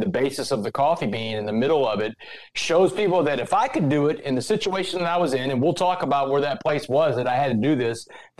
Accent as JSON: {"language": "English", "town": "Port Arthur", "region": "Texas", "country": "United States", "tie": "born or raised there", "said": "I grew up in Port Arthur, Texas, a little blue-collar town, a little refinery town in southeast Texas"}